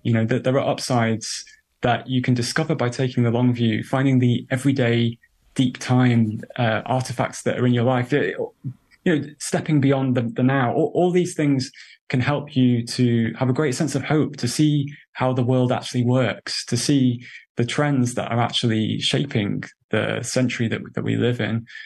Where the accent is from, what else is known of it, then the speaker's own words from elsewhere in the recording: United Kingdom; accent: British; I'm a, a British person, you probably could tell from my accent